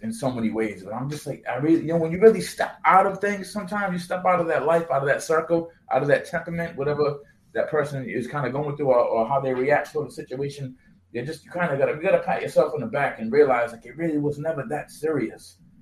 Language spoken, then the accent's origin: English; New Bedford, Massachusetts, United States; me growing up in New Bedford